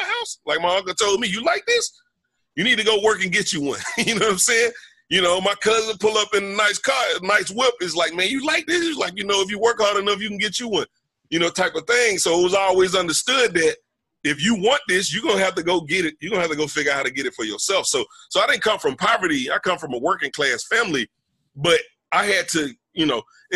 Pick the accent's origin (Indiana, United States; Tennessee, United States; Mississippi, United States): Mississippi, United States; moved away; I'm from Mississippi. I'm from a little small college town.